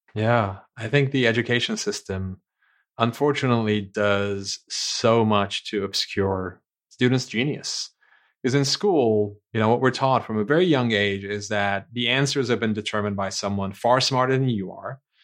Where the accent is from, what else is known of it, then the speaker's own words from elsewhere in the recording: Istanbul, Turkey; moved away; I was born and raised in Istanbul, Turkey